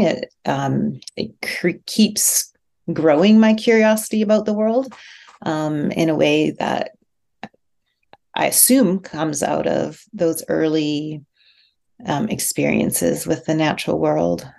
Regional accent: outside Edmonton, rural Alberta, Canada; I grew up in Alberta, outside about 40 minutes outside of Edmonton in rural Alberta

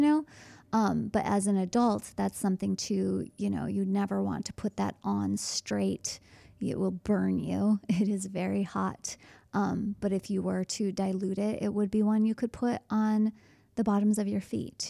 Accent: Midwest, United States; being so American and only knowing Fahrenheit.

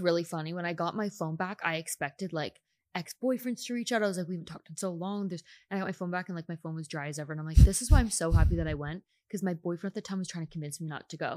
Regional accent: Canada; now in United States; I'm still Canadian

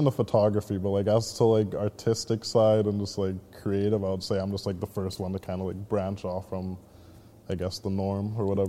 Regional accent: Port Coquitlam, British Columbia, Canada; also born or lived in Vancouver; born and raised in Port Coquitlam. Yeah, been living here since I was like 4 or 5 years old. Before that, I was kind of in like Vancouver as well, but. Yeah, other than that, yeah, was going to school in Poco as well, too.

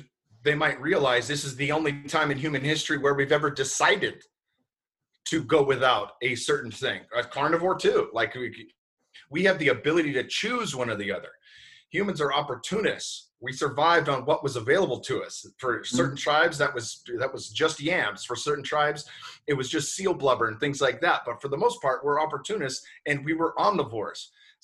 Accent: Bay Area, California, United States; I'm born and raised in the Bay Area.

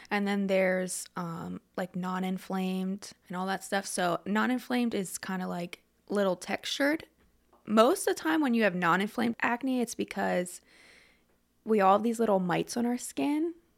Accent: Lebanon, Pennsylvania, United States; I grew up in Lebanon. I went to Lebanon High, everything like that, and good old Lebanon

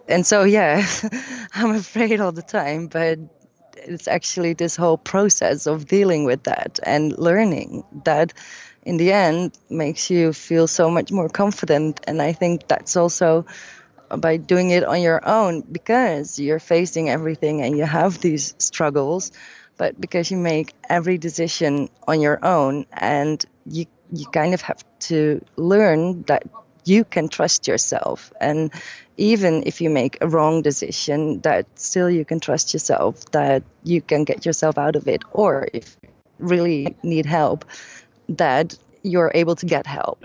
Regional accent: Amsterdam, North Holland, Netherlands; from Amsterdam, from my hometown

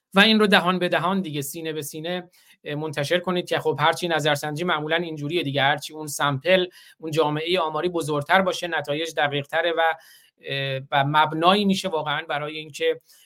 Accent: Bakhtiari, Iran; first language Bakhtiari; Persian is a second language; now in United States; زبان مادریمون بختیاری

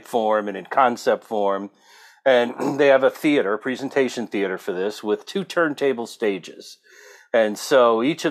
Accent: New Jersey, United States; moved away as an adult; also born or lived in Brooklyn, New York / Texas; now in California, United States; I grew up on the East Coast, born in Brooklyn, and then formative years in New Jersey

